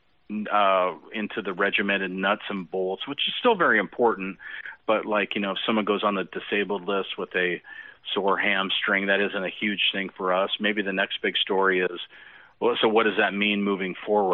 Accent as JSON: {"language": "English", "area": "Seattle-Tacoma area", "region": "Western Washington", "country": "United States", "tie": "born or raised there", "said": "I'm a native Washingtonian. I grew up in Western Washington, kind of in the Seattle Tacoma area"}